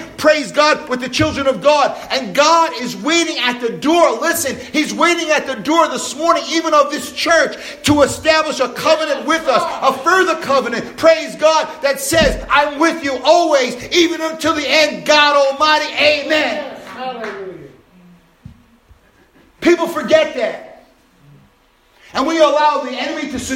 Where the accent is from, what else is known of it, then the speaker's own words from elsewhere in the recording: New York City, New York, United States; when I was growing up in Brooklyn, New York